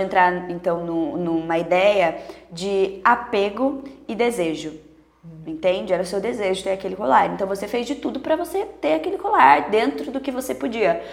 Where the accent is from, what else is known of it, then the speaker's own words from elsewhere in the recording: Sorocaba, São Paulo, Brazil; a gente é daqui de Sorocaba